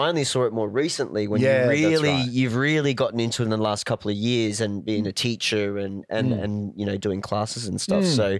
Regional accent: Cairns, Queensland, Australia; I grew up in Cairns

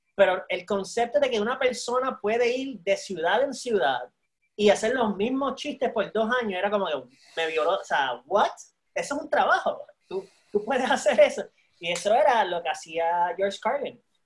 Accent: Puerto Rico; also born or lived in Panama / San Antonio, Texas; yo soy de una generación de puertorriqueños

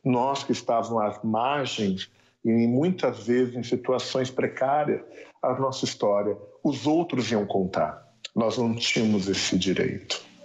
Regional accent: São Paulo, Brazil; Eu moro ainda no lugar onde eu nasci, que é a Vila Inhocuné

